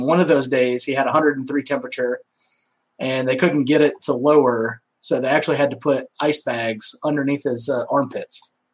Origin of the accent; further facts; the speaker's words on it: Omaha, Nebraska, United States; born there; also born or lived in Nevada / Texas / Georgia; now in Louisiana, United States; Yeah, I was born in Omaha, Nebraska. Moved out west to Nevada for a little bit, Texas, Louisiana, Georgia. I've been all over.